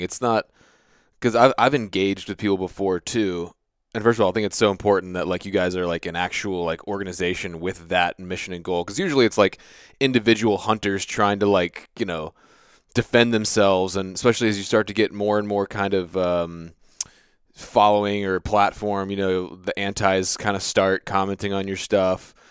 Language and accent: English; United States; I grew up on the Chesapeake Bay